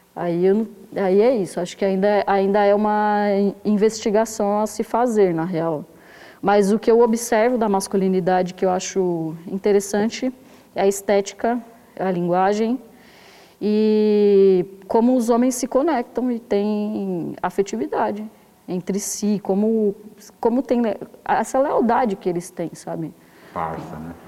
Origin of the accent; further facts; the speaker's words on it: São Paulo, Brazil; eu nasci em 1990 na zona sul de São Paulo, no Jardim Ângela